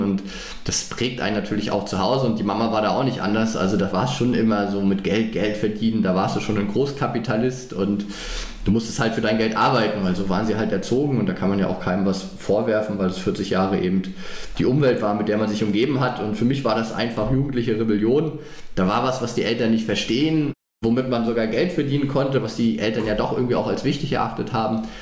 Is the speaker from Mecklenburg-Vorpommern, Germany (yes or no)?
yes; Greifswald, Mecklenburg-Vorpommern, Germany; born or raised there; moved away as an adult; now in Frankfurt, Germany